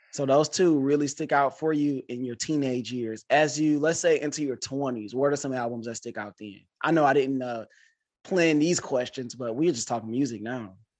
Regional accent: Detroit, Michigan, United States; I'm from Detroit

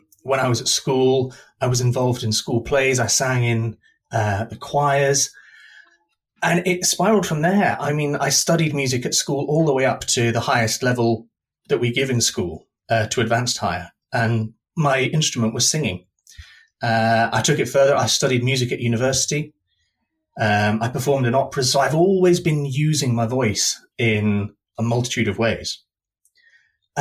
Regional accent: East Coast, Scotland, United Kingdom; moved away as an adult; also born or lived in north of England; now in London, United Kingdom; Originally I'm from the north of England, but I spent most of my childhood and most of my adult life in Scotland. So I was raised mainly in Scotland, on the East Coast in the middle of nowhere

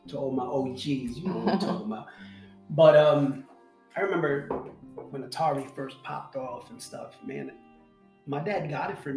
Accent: New York City, New York, United States; growing up me in late 70s, 80s, right? It wasn't like New York City was paradise

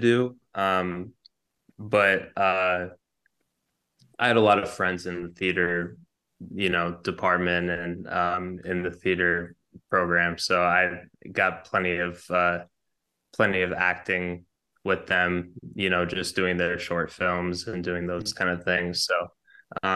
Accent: Boston, Massachusetts, United States; growing up in Boston, you know, East Coast kind of vibe

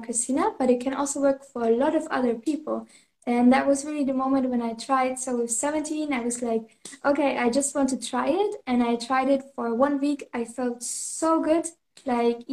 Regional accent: Germany; now in Canary Islands, Spain; I'm originally from Germany

